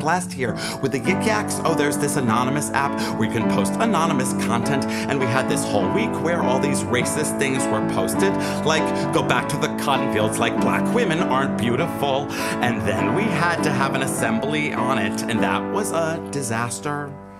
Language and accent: English; Atlanta, Georgia, United States; moved away as an adult; now in Colorado Springs, United States; I'm from Atlanta, but after being in Georgia forever, I was like, I need to get out of here.